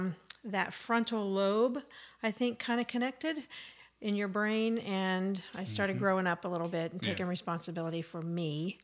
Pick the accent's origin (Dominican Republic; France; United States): United States; West Virginia; I'm born and raised in West Virginia. Up a holler called Mudlick.